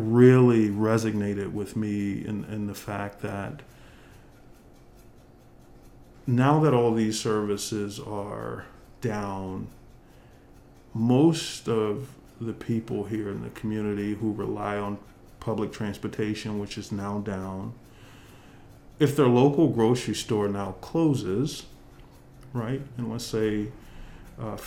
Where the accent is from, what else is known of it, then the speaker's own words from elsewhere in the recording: Florida, United States; moved away; my days of growing up in Florida